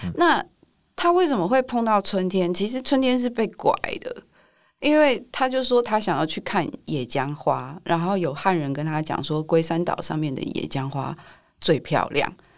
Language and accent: Chinese; Taipei, Taiwan; 因为我一直都是在台北长大